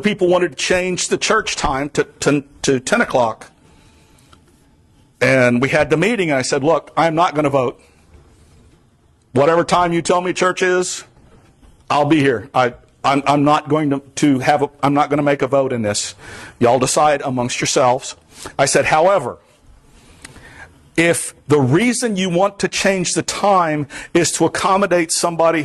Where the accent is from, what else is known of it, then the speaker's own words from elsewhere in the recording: the Everglades, South Florida, United States; moved away as an adult; now in Vermont, United States; I am from South Florida. I grew up in the Everglades.